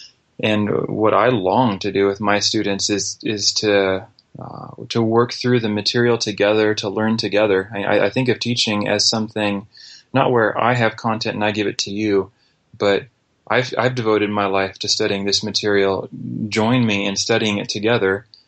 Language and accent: English; Brazil; also born or lived in United States; I was raised in Brazil, first grade through 12th grade, aside from a year or two and on furlough in the States.